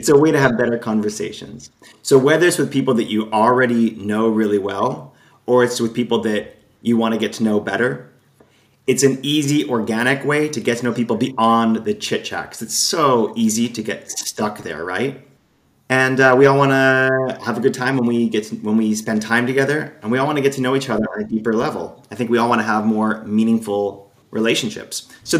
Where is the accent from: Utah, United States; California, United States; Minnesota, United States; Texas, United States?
Utah, United States; Salt Lake City; moved away as an adult; also born or lived in Portland, Oregon; now in Valencia, Spain; I am, you can tell from my accent, from the States. Mm-hmm. I can. Yeah, pretty obvious. So I'm from Salt Lake City. I lived in Portland, Oregon for a long time.